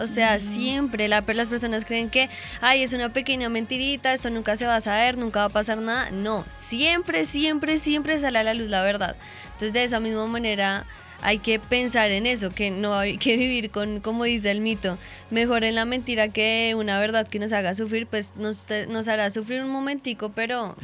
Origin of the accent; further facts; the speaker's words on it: Colombia; buenos colombianos